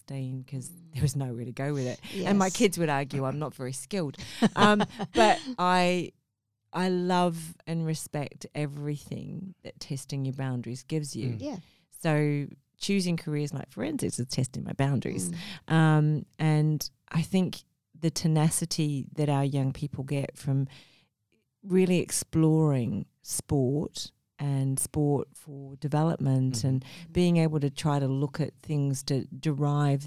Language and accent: English; Sydney, New South Wales, Australia; also born or lived in Mumbai, India; now in Gold Coast, Australia; I was born in Mumbai, India, and I grew up in Sydney